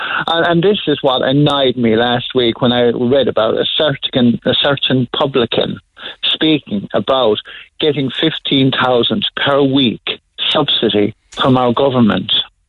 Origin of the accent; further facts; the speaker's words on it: Douglas, Munster, Ireland; No, I'm from Douglas.